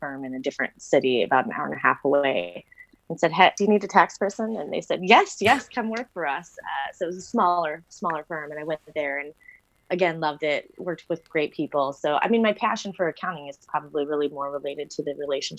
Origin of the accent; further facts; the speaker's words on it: Washington, United States; moved away as an adult; also born or lived in Arizona; I grew up in Washington State